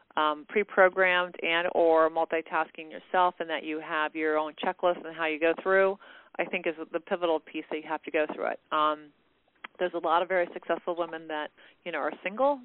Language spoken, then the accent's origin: English; California, United States; I was born in California, so I'm a native Californian